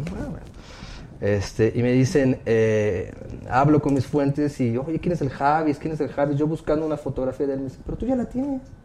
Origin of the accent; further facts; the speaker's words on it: Guadalajara, Jalisco, Mexico; yo soy de Guadalajara, ella también